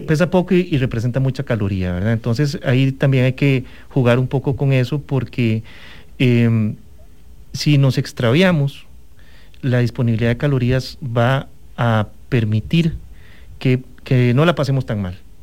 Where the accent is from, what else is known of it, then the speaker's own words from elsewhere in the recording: Costa Rica; nuestro país es un país, e, es hermoso y es un país de extremos